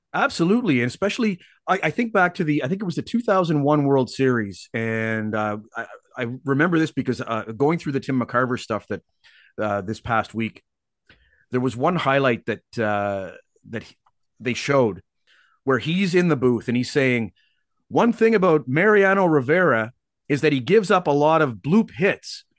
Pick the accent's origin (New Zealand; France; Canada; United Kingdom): Canada; also born or lived in Seattle, United States; now in Vancouver, Canada; as a Canadian